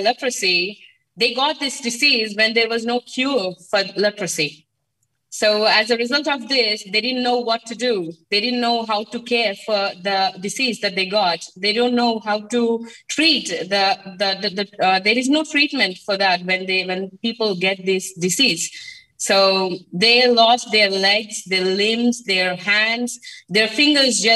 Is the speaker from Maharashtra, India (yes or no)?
no; Andhra Pradesh, India; I'm from coastal state. It's called Andhra Pradesh, and I live in a small village in the coastal region of Andhra Pradesh.